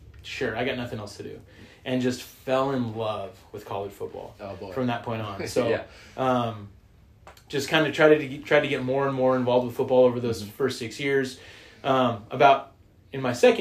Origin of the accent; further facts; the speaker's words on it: Southern California, United States; I grew up in Southern California.